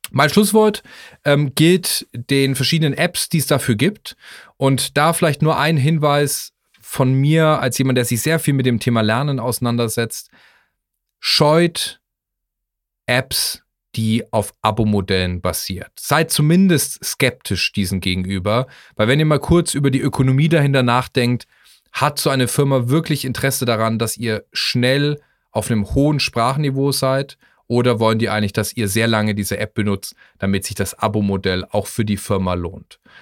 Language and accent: German; Germany; als Deutscher